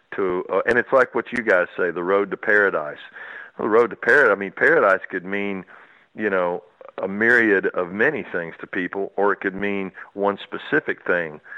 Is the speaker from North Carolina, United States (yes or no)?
no; Houston, Texas, United States; I was raised down in Houston, Texas